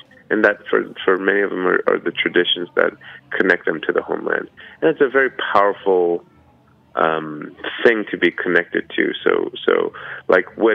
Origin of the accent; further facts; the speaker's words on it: United States; also born or lived in Brooklyn, New York / American South / Korea (ancestry); my identity as an American